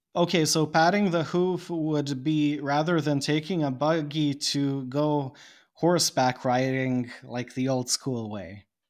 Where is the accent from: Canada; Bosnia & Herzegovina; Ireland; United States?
Bosnia & Herzegovina; English is a second language; I am not an English speaker, I am a Serb from Bosnia, and I live in Bosnia, another country.